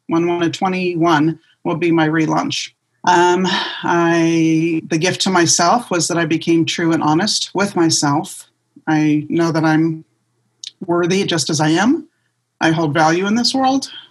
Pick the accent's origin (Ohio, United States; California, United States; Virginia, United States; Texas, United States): California, United States; Southern; now in Las Vegas, United States; I grew up in Southern California and I moved here to Las Vegas